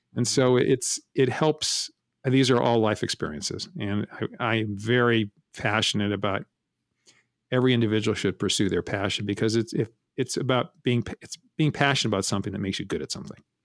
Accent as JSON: {"language": "English", "town": "San Francisco", "region": "California", "country": "United States", "tie": "born or raised there", "also_born_or_lived": "Menlo Park, California", "said": "I was born in San Francisco and raised Primarily in San Francisco"}